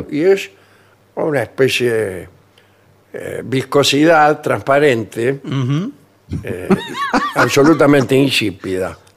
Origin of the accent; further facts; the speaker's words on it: Japan; ¿Usted es japonés? Sí, soy japonés, ¿cómo le va?